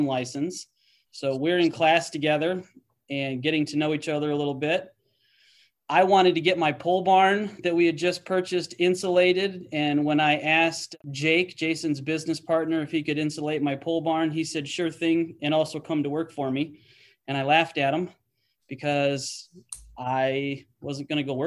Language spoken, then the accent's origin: English; Illinois, United States; moved away as an adult; also born or lived in Wisconsin / Michigan; my hometown in Illinois